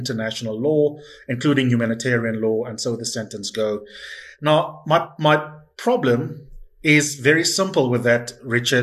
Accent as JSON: {"language": "English", "country": "South Africa", "said": "as South African citizens"}